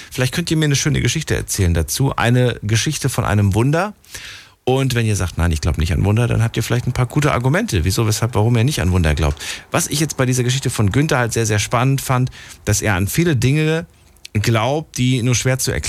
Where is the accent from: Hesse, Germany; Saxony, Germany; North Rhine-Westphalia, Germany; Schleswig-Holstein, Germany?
Hesse, Germany; Obertshausen; Obertshausen, Kreis Offenbach.